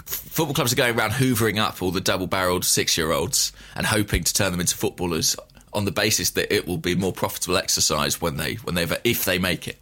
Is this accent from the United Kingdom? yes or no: yes; England, United Kingdom; I'm an Englishman